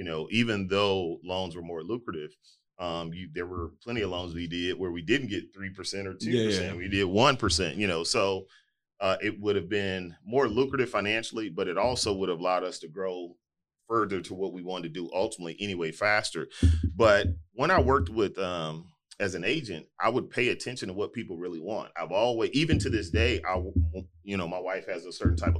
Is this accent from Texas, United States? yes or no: yes; Houston, Texas, United States; So we ultimately moved to our house that we moved in that I grew up in Fifth Ward